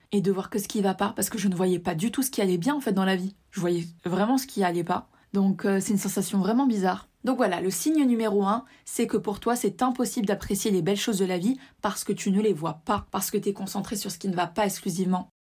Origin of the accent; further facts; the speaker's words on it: Tunisia; je suis originaire de Tunisie